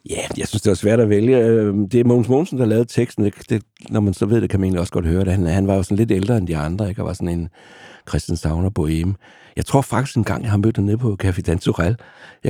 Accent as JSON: {"language": "Danish", "town": "Vejle", "region": "Southern Denmark", "country": "Denmark", "tie": "born or raised there", "said": "jeg voksede op i Vejle i, i, i den provins"}